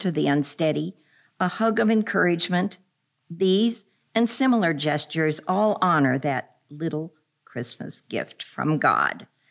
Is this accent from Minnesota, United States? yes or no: yes; Minneapolis, Minnesota, United States; I grew up in Minneapolis